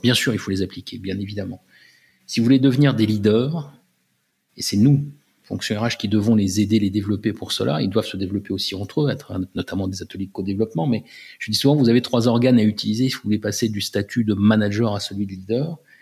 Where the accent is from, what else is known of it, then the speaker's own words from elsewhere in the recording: France; J'étais le seul Français dans l'équipe de direction